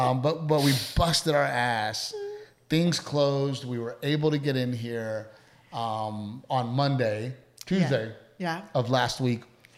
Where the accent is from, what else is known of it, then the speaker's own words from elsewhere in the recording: Portland, Texas, United States; I grew up in Gregory, Portland.